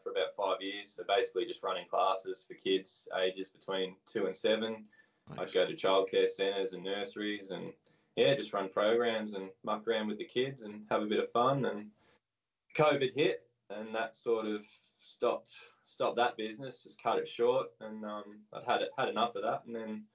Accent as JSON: {"language": "English", "country": "Australia", "tie": "born or raised there", "also_born_or_lived": "Scotland", "moved": "as an adult", "said": "I was born in Australia. My dad and grandparents were born in England. They come out here when my dad was just one"}